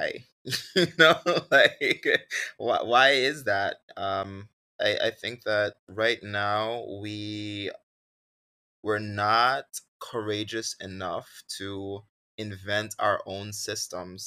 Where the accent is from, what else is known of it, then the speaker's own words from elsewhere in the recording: Sint Maarten; when I was growing up on Sint Maarten